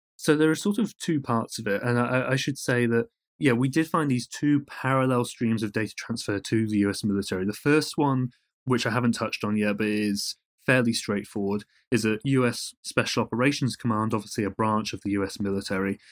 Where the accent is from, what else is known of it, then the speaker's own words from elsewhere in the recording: United Kingdom; accent: British; now in United States; as you can probably tell from my accent, I'm, I'm, I'm British and, and a European